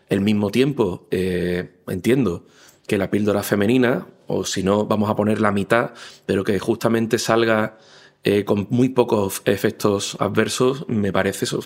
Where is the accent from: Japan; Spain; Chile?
Spain; Málaga, Andalusia; tengo 42 años, soy de Málaga